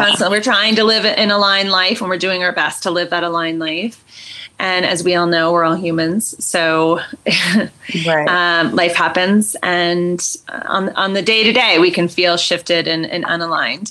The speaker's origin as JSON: {"language": "English", "region": "California", "country": "United States", "tie": "born or raised there", "moved": "as an adult", "lives_now": "Boulder, United States", "said": "I was born and raised in California. I was there for 40 years"}